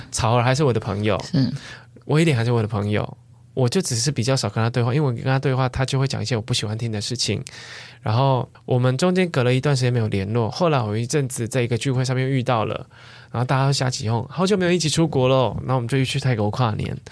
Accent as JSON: {"language": "Chinese", "region": "southern Taiwan", "country": "Taiwan", "moved": "yes", "said": "我是南部人嘛"}